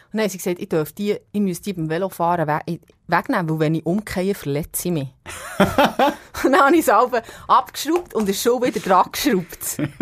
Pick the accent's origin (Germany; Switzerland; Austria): Switzerland; Epsach, Bern; ich komme aus dem Seeland aus Ebsach ursprünglich, das Bauernmädchen